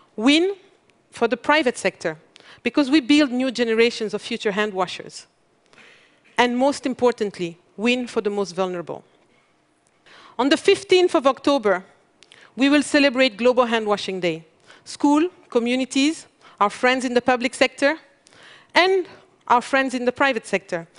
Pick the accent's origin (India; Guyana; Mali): Mali; I come from Mali, one of the world's poorest country.